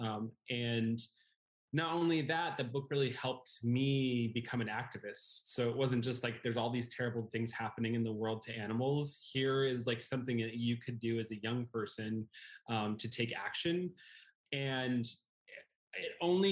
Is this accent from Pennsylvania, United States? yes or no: no; California, United States; I was a like middle-class white kid growing up in California